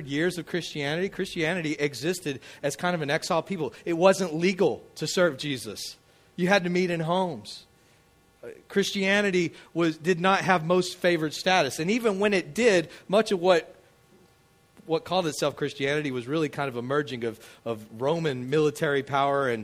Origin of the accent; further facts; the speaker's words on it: Midland, Texas, United States; moved away as an adult; also born or lived in Hammond, Louisiana; now in Covington, United States; But I grew up out in Midland, Texas, out in the deserts